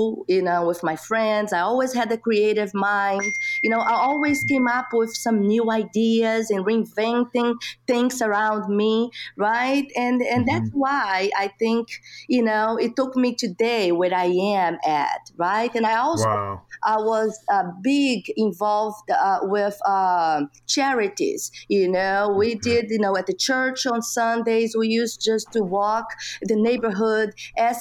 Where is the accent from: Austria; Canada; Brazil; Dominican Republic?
Brazil; English is a second language; moved away as an adult; now in United States; I grew up, like I said, in Brazil and in a small town